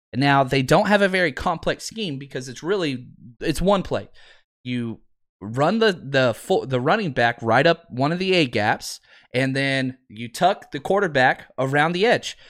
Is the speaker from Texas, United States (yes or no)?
yes; Dallas, Texas, United States; I grew up in Dallas